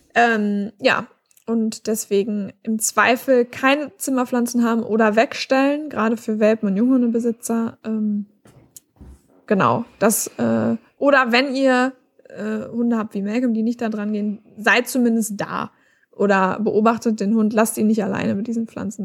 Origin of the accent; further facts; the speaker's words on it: Germany; bei uns in Deutschland